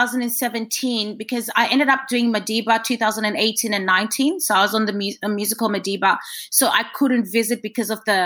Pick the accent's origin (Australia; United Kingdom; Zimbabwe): Zimbabwe; I'm from Zimbabwe, so next door to South Africa.